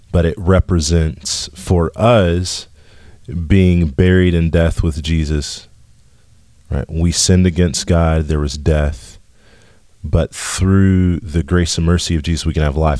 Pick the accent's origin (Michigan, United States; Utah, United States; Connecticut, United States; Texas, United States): Texas, United States; West; I grew up in West Texas